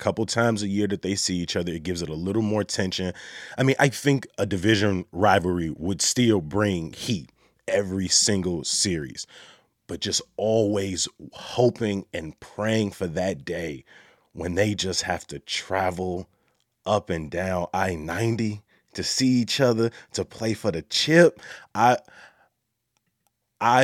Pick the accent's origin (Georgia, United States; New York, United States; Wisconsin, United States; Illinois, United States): Illinois, United States; Chicago; I'm from the South Side